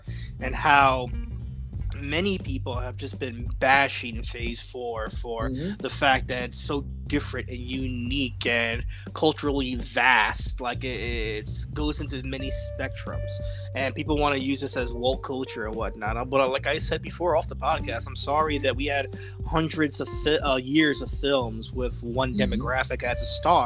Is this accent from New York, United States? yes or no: yes; New York City, New York, United States; moved away; We were born and raised in the Bronx, New York, but we have separated from the Bronx as well, too